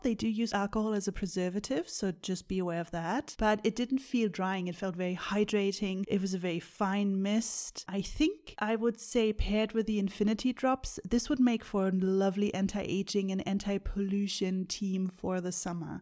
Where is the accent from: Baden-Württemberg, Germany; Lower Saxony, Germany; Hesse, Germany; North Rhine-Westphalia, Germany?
North Rhine-Westphalia, Germany; Bonn; moved away as an adult; now in New Zealand; when I still lived, uh, in my hometown in Bonn